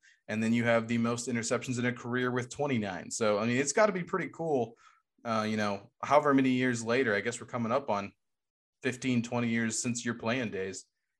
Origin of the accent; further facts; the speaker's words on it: Hondo, Texas, United States; moved away; I'm from Hondo originally, and Hondo was right next to DeHennis.